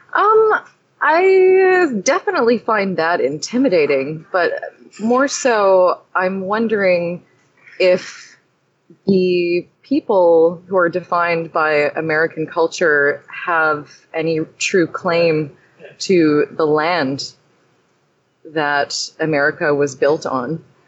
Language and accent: English; Canada; I'm from Canada. I was born in Canada